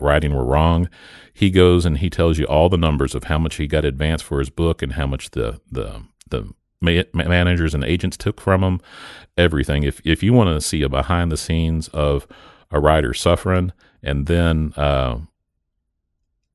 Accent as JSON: {"language": "English", "town": "Springdale", "region": "Arkansas", "country": "United States", "tie": "born or raised there", "also_born_or_lived": "Searcy, Arkansas", "said": "I was born in Searcy, which is right at the bottom of the Boston Mountains in the middle of the state, but I grew up in Springdale"}